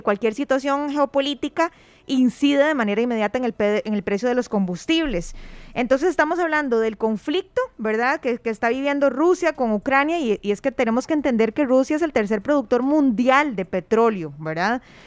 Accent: Costa Rica; nuestro país

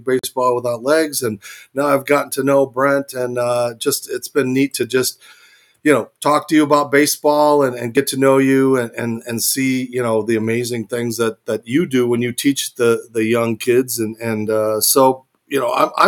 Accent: Arizona, United States; as born and raised in Arizona

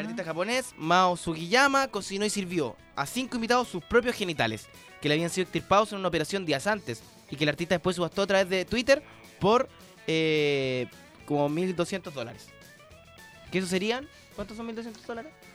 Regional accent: La Florida, Santiago Metropolitan Region, Chile; yo soy de la Florida

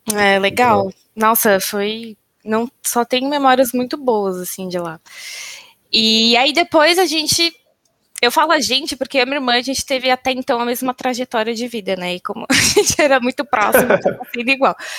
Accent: São Bernardo do Campo, São Paulo, Brazil; moved away as an adult; Nasci em São Bernardo do Campo, vulgo São Bernóia ou São Berlondres, que é meu preferido, porque o tempo está sempre nublado e chuvoso. Vivi minha vida inteira em São Bernardo

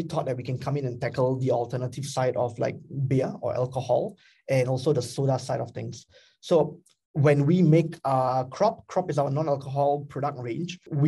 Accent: Singapore; I am Singaporean as well

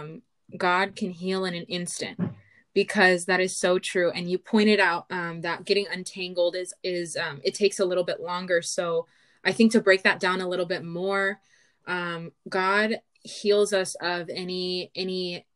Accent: California, United States; I am from California

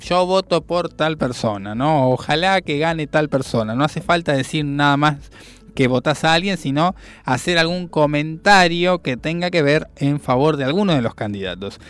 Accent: Argentina; soñamos como argentinos

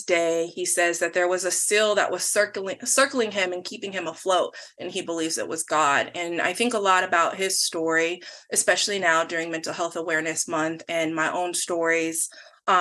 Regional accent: Tacoma, Washington, United States; So I am born and raised in Washington. I was born in Tacoma at Mary Bridge Hospital

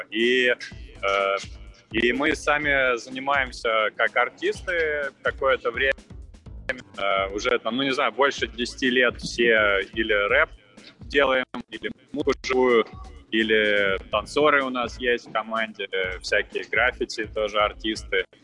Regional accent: Moscow Oblast, Russia; now in Moscow, Russia; я э, родом из Подмосковья, э, из ближайшего, сам сейчас в Москве базируюсь

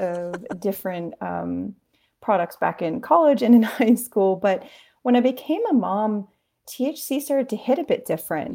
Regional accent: Maine, United States; we grew up near Stephen King

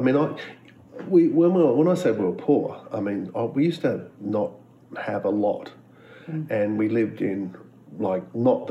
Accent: Gold Coast, Queensland, Australia; also born or lived in Blacktown, Sydney, New South Wales / Bollon, Queensland (Kooma ancestral country); now in Brisbane, Australia; And then I basically lived in Brisbane for a short time and then went to the Gold Coast and grew up there. But then came back to Brisbane to boarding school, and off we went. So, and I've been in Brisbane really ever since.

